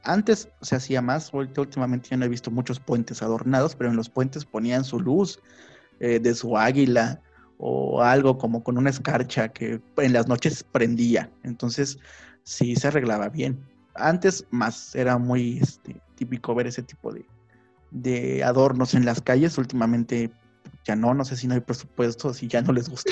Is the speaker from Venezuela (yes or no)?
no; Mexico; Son platillos que nos representan como mexicanos